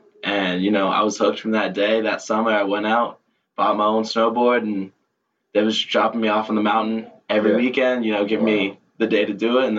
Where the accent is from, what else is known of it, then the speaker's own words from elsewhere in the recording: Foxborough, Massachusetts, United States; I'm from Foxborough, Massachusetts. Home of the Patriots, yeah.